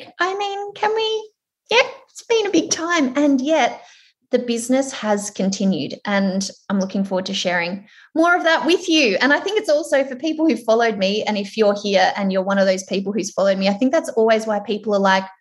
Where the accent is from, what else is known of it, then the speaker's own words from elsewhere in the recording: Melbourne, Victoria, Australia; I am from Melbourne